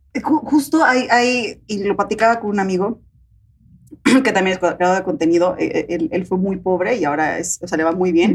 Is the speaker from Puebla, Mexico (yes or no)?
yes; Puebla, Mexico; moved away; soy de Puebla, viven allá todavía ellas